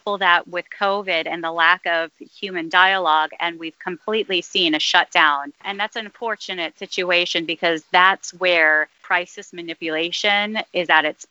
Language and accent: English; United States; now in Rome, Italy; I am from the States.